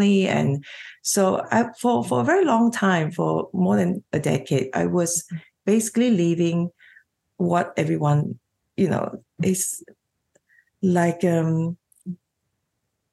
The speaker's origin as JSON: {"language": "English", "country": "Malaysia", "tie": "born or raised there", "moved": "as an adult", "lives_now": "Australia", "said": "So I'm a Chinese Malaysian, and I grew up in Malaysia"}